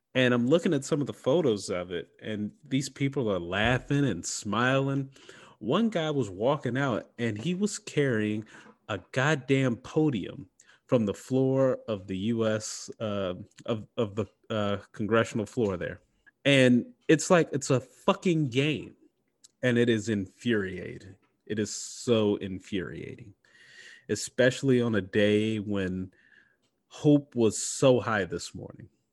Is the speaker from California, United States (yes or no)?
no; Mississippi, United States; my home state, Mississippi